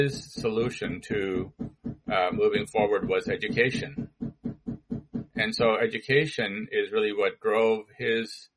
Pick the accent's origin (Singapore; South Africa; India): India; moved away; also born or lived in St. Louis / San Diego; I was born in India about the time that there was a split between India and Pakistan.